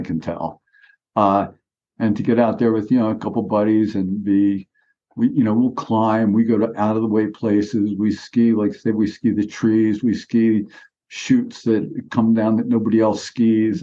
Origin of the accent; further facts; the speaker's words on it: Philadelphia, Pennsylvania, United States; moved away; I grew up in Philadelphia